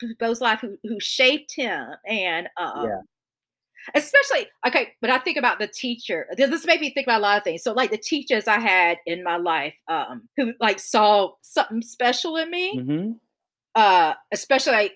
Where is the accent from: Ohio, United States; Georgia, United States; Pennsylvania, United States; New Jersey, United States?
Georgia, United States; Augusta; I was raised in Augusta, Augusta, Georgia